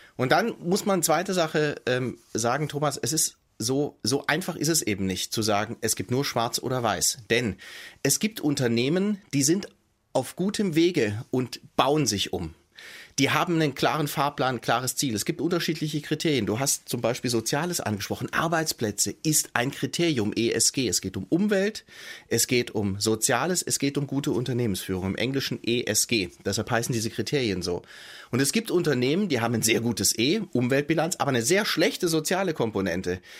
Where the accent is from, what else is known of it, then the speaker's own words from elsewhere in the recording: Stuttgart, Baden-Württemberg, Germany; ich komme aus Stuttgart gebürtig. Ich weiß, dass der, ähm, der Wohlstand meiner Heimatstadt untrennbar verbunden ist